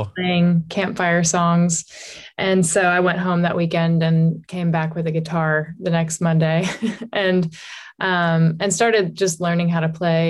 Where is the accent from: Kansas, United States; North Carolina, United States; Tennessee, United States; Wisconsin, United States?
Tennessee, United States; Johnson City; moved away as an adult; also born or lived in Illinois / Knoxville, Tennessee; now in Nashville, United States; I was born in Illinois, and lived there until I finished first grade there. Mm-hmm. And then my family moved to East Tennessee, to Johnson City, Tennessee